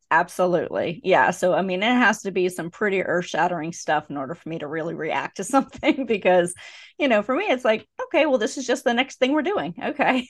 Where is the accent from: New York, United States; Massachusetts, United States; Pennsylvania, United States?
Pennsylvania, United States; now in Georgia, United States; I grew up in Pennsylvania where beer is sold in package stores.